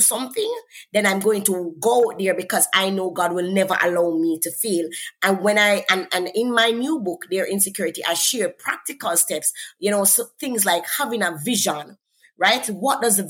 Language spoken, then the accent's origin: English; Jamaica; accent: Jamaican; I'm from Jamaica, I come from an accent